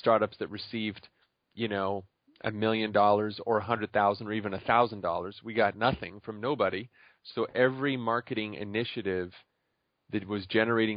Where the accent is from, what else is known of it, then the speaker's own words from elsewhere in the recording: Montreal, Quebec, Canada; moved away as an adult; also born or lived in Chicago; I was originally from Montreal